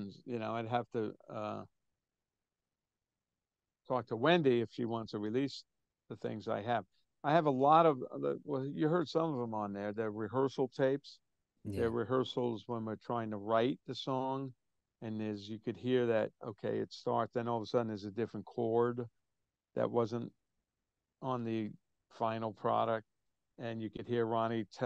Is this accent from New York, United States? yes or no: yes; New York City, New York, United States; I'm from New York, but Brooklyn, New York, and I'm Italian